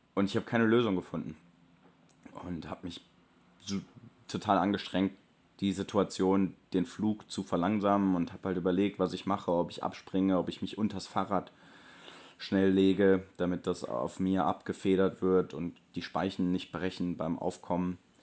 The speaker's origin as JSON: {"language": "German", "country": "Germany", "accent": "German", "said": "nicht nur die Amerikaner erkennen meinen deutschen Akzent"}